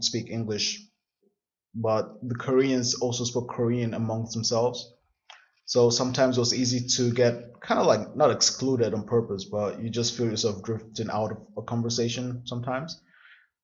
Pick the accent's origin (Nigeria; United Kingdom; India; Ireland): Nigeria; southern Nigeria; moved away as an adult; now in Berlin, Germany; I'm from the South. So a lot of the Southern people in Nigeria do go to school